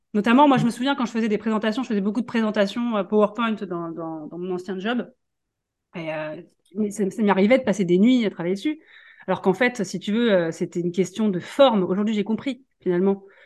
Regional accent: Paris region, Île-de-France, France; moved away as an adult; now in Vendée, France; je suis parisienne. Moi, je suis née, je suis en région parisienne. j'ai fait toute ma vie là-bas, mes études.

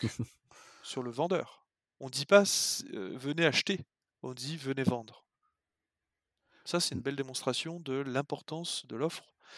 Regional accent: Lyon, Auvergne-Rhône-Alpes, France; moved away as an adult; also born or lived in western France; je suis lyonnais.

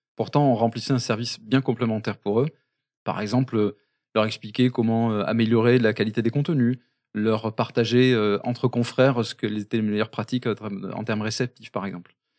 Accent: Basque Country, Nouvelle-Aquitaine, France; on est très fier d'être basque

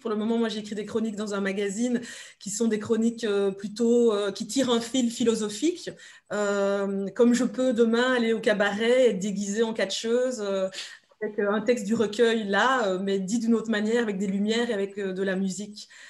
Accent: Belgium; also born or lived in Democratic Republic of the Congo; je suis belge, belgo-congolaise

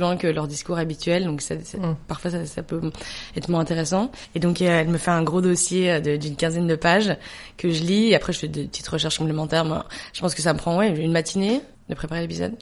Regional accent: Belgium; moved away as an adult; also born or lived in New York; now in France; je suis belge. Toute ma famille est belge. J'ai grandi en Belgique. Je suis arrivée en France euh, au moment de master

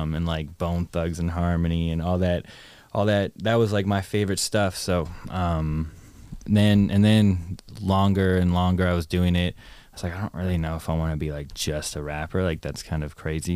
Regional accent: Toronto, Ontario, Canada; moved away as an adult; also born or lived in Ottawa / Los Angeles; I was born in Toronto, moved to Ottawa, then moved back to Toronto, and then went to university, and then moved from Toronto to America, L

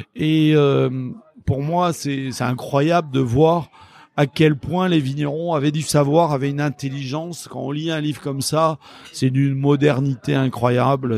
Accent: La Réole, Nouvelle-Aquitaine, France; je suis originaire de la Réole

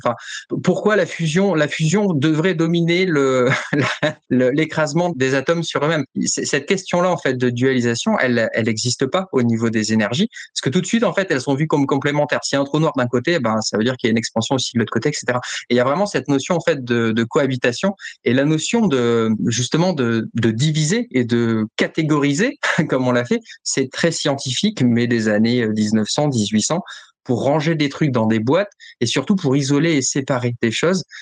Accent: France; je suis français

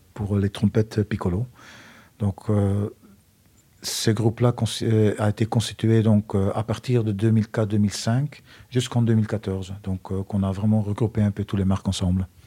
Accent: Flanders, Belgium; accent: Belgian; moved away; Je suis euh, belge d'origine pour ceux qui n'ont pas reconnu mon accent

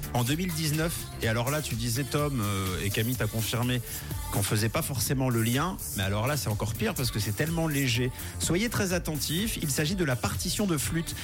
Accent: Switzerland; chez nous en Suisse

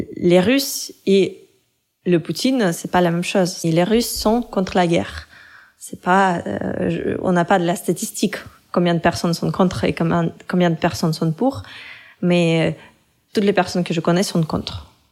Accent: Russia; moved away; quand quelqu'un me demandait d'où je venais, je disais toujours Russie

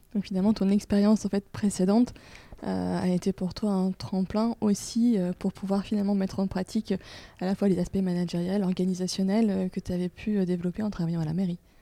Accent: Lorraine, Grand Est, France; now in Lille, France; en Lorraine, là où j'ai grandi

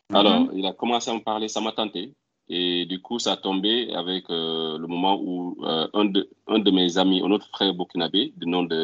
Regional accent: Morocco; now in Houston, United States; Mais je suis venu directement du Maroc à Houston.

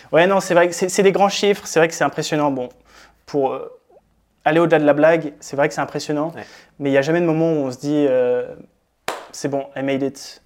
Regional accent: France; moved away as an adult; also born or lived in Berlin; je suis français

